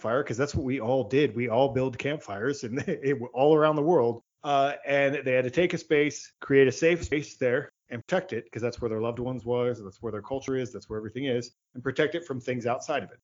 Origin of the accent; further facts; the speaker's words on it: Virginia, United States; I'm in the United States. I grew up in Virginia